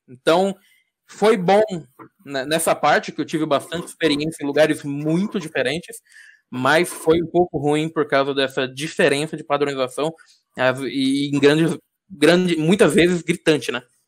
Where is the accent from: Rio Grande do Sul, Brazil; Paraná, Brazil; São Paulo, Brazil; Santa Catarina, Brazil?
São Paulo, Brazil; Diadema; eu sou de São Paulo, sou de Adema